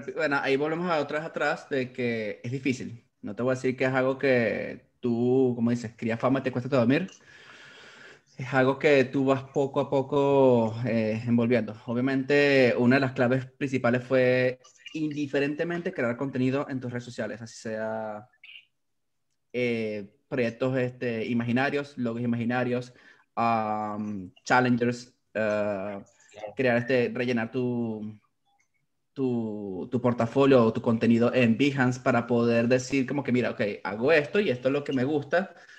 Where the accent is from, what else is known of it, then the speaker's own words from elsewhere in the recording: Valencia, Carabobo, Venezuela; now in Orlando, United States; nací en Valencia, Carabobo, eh, también en Venezuela. Eh, ahorita residenciado en Orlando, Florida, en Estados Unidos